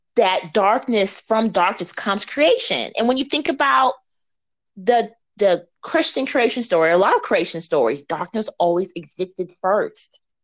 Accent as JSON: {"language": "English", "region": "Missouri", "country": "United States", "moved": "yes", "lives_now": "Memphis, United States", "said": "I come from Missouri where we get really beautiful snow"}